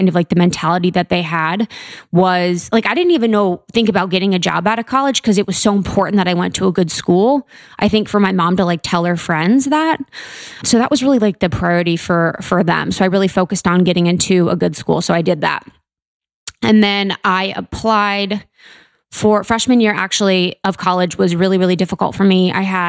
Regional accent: Mason, Ohio, United States; I'm from Ohio, Buckeye State, O-H-I-O, beautiful Ohio, right outside Cincinnati. It's called Mason.

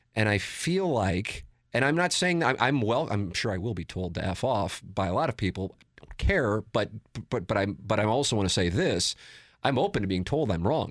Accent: St. Louis, Missouri, United States; I grew up in South City, not downtown. I grew up in South City. My family still lives on Tam Avenue.

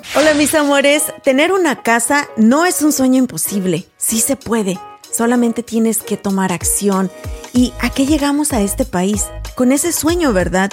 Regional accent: Paso del Alto, Guanajuato, Mexico; moved away; mi pueblo, de donde soy originaria, a Paso del Alto, Guanajuato

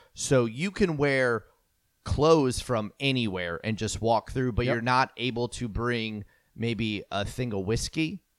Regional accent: New Jersey, United States; I'm from Jersey.

